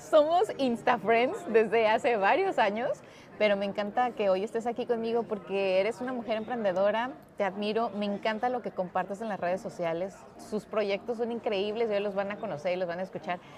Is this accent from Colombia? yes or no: no; Mexico; como decimos en México.